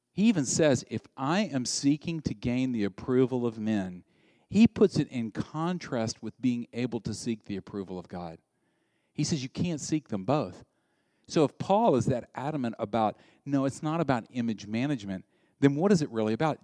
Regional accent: the South, United States; I grew up in the South

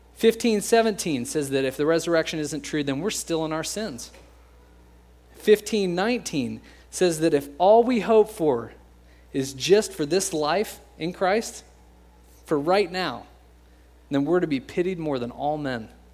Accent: United States; We're American

